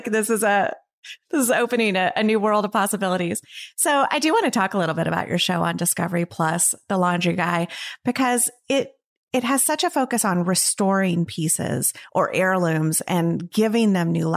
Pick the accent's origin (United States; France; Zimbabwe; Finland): United States; Tennessee; I'm from Tennessee.